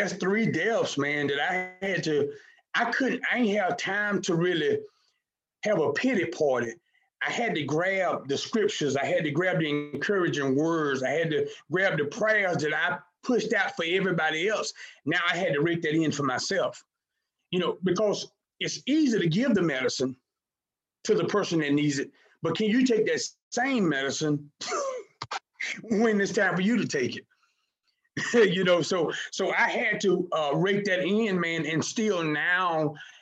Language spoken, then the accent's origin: English; Hattiesburg, Mississippi, United States; now in Houston, United States; born and raised in Hattiesburg, Mississippi, moved to Houston in 2008